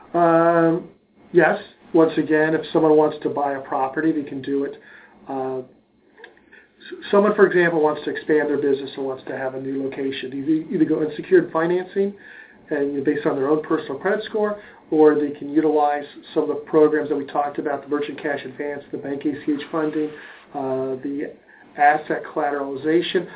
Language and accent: English; Cincinnati, Ohio, United States; also born or lived in Connecticut; Grew up in Cincinnati. My parents are from Brooklyn.